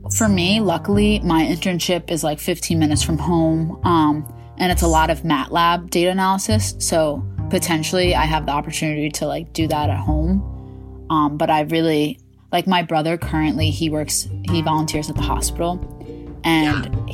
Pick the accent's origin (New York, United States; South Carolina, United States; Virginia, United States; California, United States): New York, United States; Westchester; I am from Westchester, New York